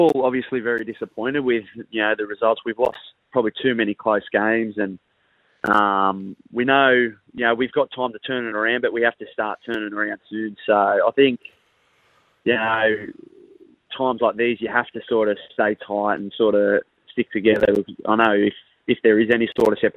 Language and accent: English; Wagga Wagga, New South Wales, Australia; born and raised in Wagga